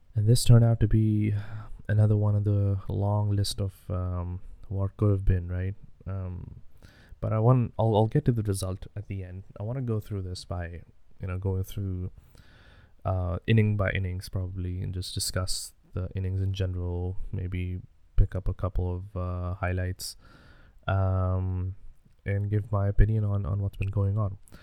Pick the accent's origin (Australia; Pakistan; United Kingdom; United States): Pakistan; I was born in Pakistan